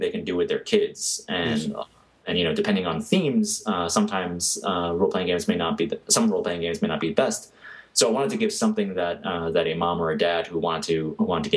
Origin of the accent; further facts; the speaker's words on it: New York, United States; I'm from New York.